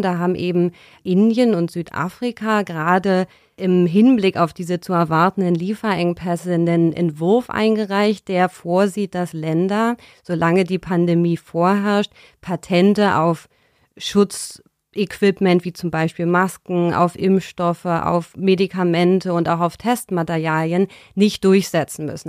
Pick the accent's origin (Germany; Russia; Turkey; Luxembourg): Germany; Berlin; bin ich in Berlin aufgewachsen